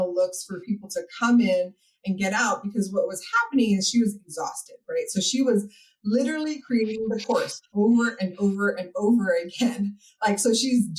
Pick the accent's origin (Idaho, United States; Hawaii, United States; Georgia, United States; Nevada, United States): Hawaii, United States; moved away as an adult; now in Texas, United States; I'm actually originally from Hawaii, and that's where my business started. And then I moved out to Texas